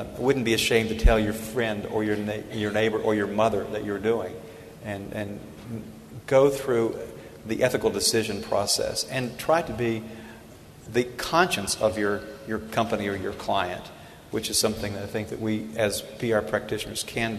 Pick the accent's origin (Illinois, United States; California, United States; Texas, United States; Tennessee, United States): Tennessee, United States; I'm from Tennessee